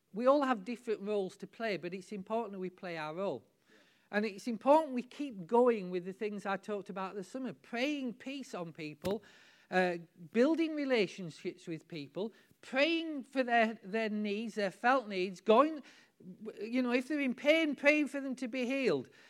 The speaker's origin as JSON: {"language": "English", "country": "United Kingdom", "said": "we're British"}